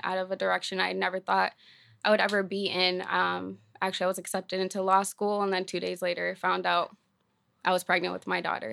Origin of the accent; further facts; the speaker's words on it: Maine, United States; I was born in Maine, raised in foster care, um, from the time I was fourteen and on